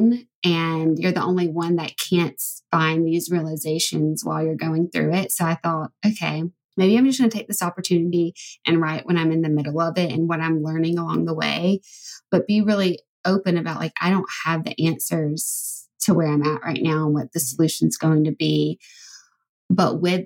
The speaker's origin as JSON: {"language": "English", "region": "Alabama", "country": "United States", "said": "I'm from Alabama"}